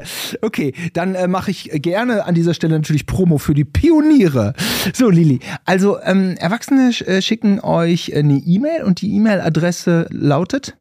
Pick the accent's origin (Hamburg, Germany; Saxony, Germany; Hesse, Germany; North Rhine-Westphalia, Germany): North Rhine-Westphalia, Germany; Gütersloh; wir Gütersloher